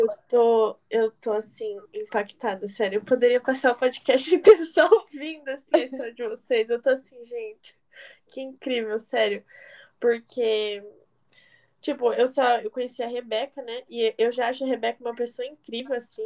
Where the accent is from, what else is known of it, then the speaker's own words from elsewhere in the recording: Indaiatuba, São Paulo, Brazil; eu sou de Indatuba, que é São Paulo